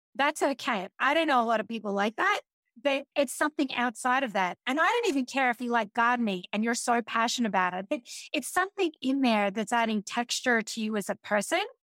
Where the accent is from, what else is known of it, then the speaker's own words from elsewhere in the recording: Australia; being an Australian